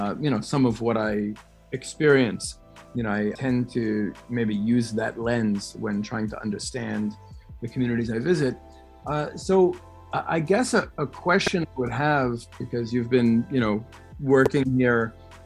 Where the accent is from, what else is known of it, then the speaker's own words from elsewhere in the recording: New York City, New York, United States; now in Israel; even though I'm born and raised in New York City, I didn't so much grow up in the Jewish world, and I very much feel like a visitor to it.